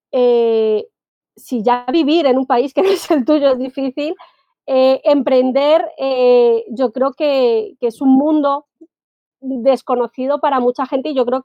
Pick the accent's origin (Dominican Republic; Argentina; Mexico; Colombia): Colombia; now in Spain; llevo 18 años viviendo en España y realmente cuando emprendes en un país que no es el, tuyo inicial, ¿vale? El de origen, yo hoy en día puedo decir que, que estoy felizmente adoptada por España